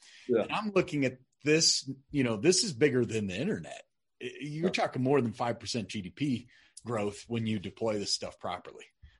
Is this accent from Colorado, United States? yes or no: yes; Colorado, United States; I'm from Colorado